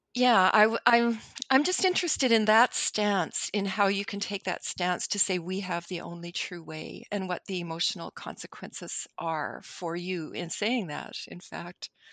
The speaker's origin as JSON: {"language": "English", "town": "Winnipeg", "region": "Manitoba", "country": "Canada", "tie": "born or raised there", "said": "I'm Canadian. I've lived in Canada all my life. I live, y, y, you know, if you put a pin in the geographical center of North America, that's pretty much my city of Winnipeg."}